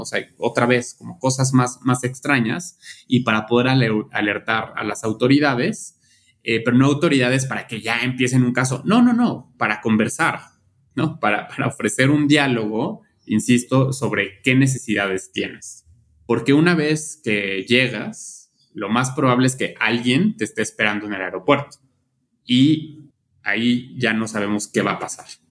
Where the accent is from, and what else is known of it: Mexico